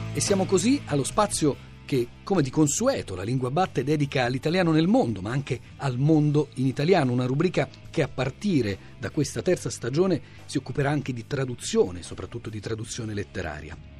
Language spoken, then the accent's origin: Italian; DR Congo; Italian is a second language; moved away as an adult; now in Italy; Mia famiglia è mia pa- nel mio paese, Repubblico Democratico del Congo